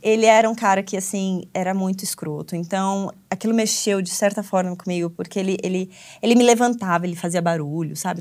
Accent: Brazil; also born or lived in United States; now in Berlin, Germany

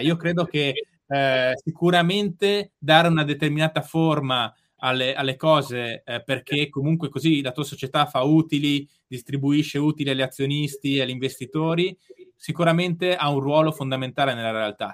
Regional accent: Bolzano, Trentino-Alto Adige, Italy; moved away; a Bolzano c'è l'Oche su ghiaccio e io andavo allo stadio, ci vado tuttora quando torno a casa

